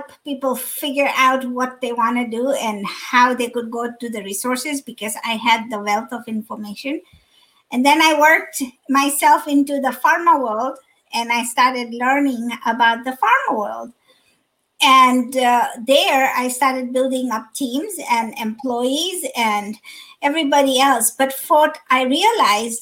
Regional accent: Kenya; also born or lived in Dar es Salaam, Tanzania / California / Dallas, Texas; now in Chicago, United States; I'm originally from, born and raised in Kenya

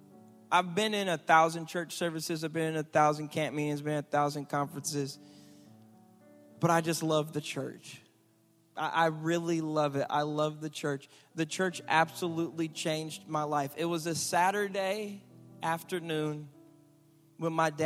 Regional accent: Michigan, United States; now in Houston, United States; I grew up in Michigan

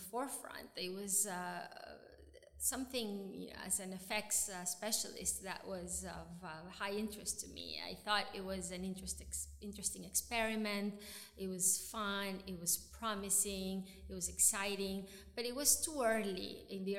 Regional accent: Venezuela; moved away as an adult; also born or lived in New York; I grew up in Venezuela

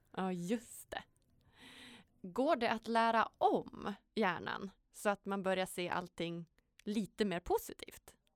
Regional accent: Sweden; vi är ju födda i Sverige

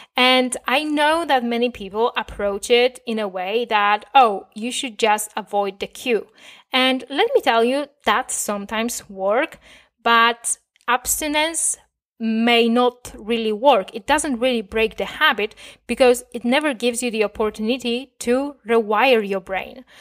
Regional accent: Poland; first language Polish; English is a second language; I was raised in Poland. Most of my years on this planet, I spent talking, uh, and thinking in Polish

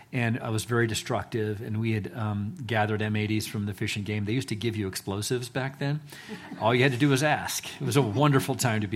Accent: Eagle, Idaho, United States; also born or lived in San Antonio, United States; So I grew up actually in Eagle, Idaho, before it was cool. And we lived on a 10-acre plot up there on North Eagle Road, and moved from Winnetkin, from San Antonio, from different places, but was here from the third grade on.

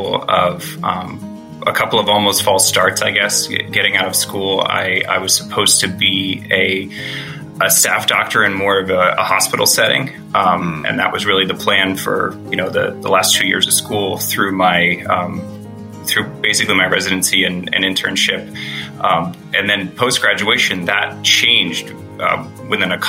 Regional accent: Pennsylvania, United States; also born or lived in Florida; We're both from Pennsylvania.

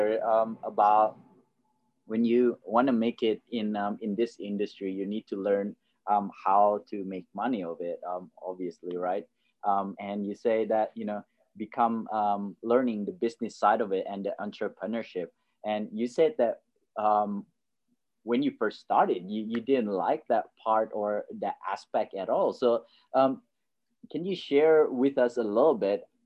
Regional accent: Indonesia; now in Australia; I grew up in Indonesia

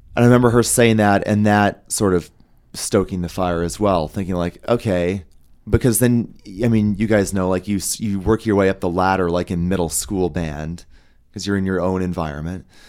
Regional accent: Denver, Colorado, United States; I'm from Denver.

